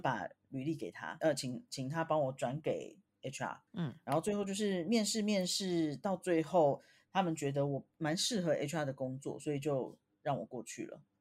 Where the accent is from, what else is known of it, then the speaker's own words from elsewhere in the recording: Taiwan; moved away; 我们台湾人